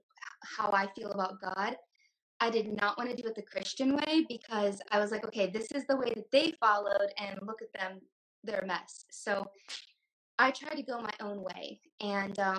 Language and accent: English; Indiana, United States; moved away as an adult; also born or lived in Tempe, Arizona; I grew up in Indiana and I moved to Arizona.